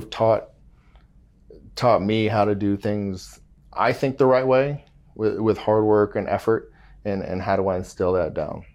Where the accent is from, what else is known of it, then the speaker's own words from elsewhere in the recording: Mission Viejo, California, United States; moved away; also born or lived in Georgetown, Texas; I grew up in Southern California